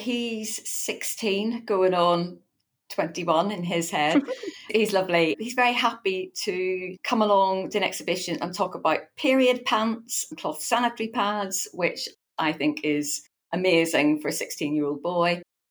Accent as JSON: {"language": "English", "region": "Northern Ireland", "country": "United Kingdom", "lives_now": "Eastbourne, United Kingdom", "said": "The accent may not immediately give that away because I'm from Northern Ireland originally."}